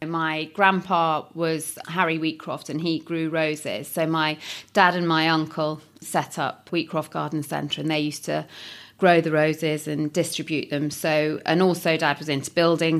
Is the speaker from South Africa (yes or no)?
no; Nottingham, East Midlands, United Kingdom; I'm from Nottingham, and so I decided to stay in Nottingham